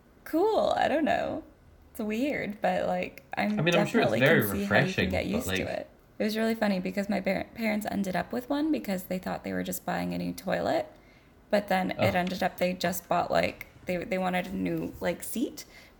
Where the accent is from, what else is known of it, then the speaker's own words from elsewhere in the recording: California, United States; And I'd be like, California.